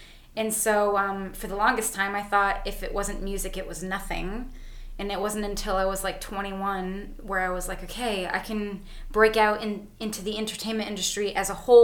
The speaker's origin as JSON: {"language": "English", "country": "Canada", "said": "We're white Canadian women."}